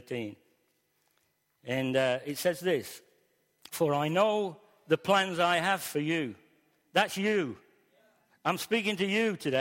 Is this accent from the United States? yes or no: no; Newton / Ilkeston, East Midlands, United Kingdom; the last 2 years of my schooling life, from 14 to 16, was in Ilkeston. I came from Newton down to Westhouses on the bus